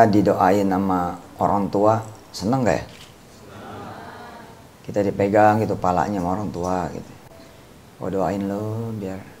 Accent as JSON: {"language": "Indonesian", "town": "Tangerang", "region": "Banten", "country": "Indonesia", "said": "Depan saya orang Tangerang itu dilupa Tangerang di Poris"}